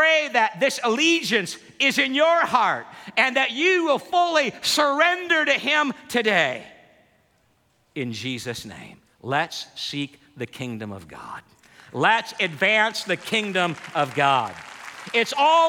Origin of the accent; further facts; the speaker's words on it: Holland, Michigan, United States; I grew up in Holland, Michigan